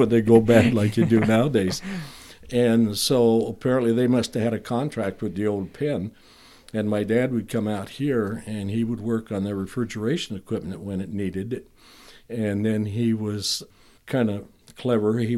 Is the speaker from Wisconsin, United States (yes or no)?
yes; Elkhorn, Wisconsin, United States; moved away; also born or lived in Lake Geneva, Wisconsin / Fruitland; we lived in Elkhorn, but they didn't have a hospital, so you were born in Lake